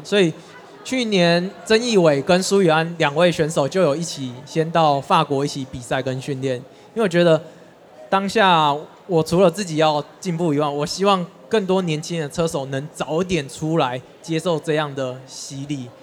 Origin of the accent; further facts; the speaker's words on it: Taiwan; 不是只有我们台湾选手